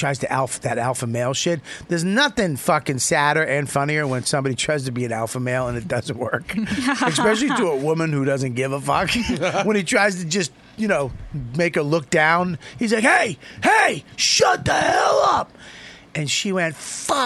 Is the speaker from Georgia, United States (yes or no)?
no; Medford, Massachusetts, United States; I grew up in Medford.